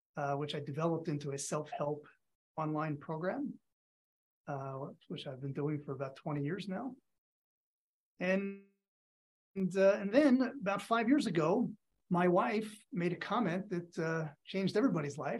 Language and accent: English; outside of Philadelphia, Pennsylvania, United States; I grew up outside of Philadelphia.